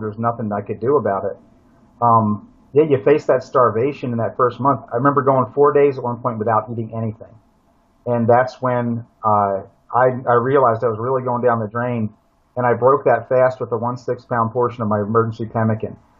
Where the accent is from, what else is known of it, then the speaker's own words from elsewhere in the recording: Pennsylvania, United States; moved away as an adult; also born or lived in Brazil; where I grew up in Pennsylvania, you know, eastern woodlands, Appalachian forest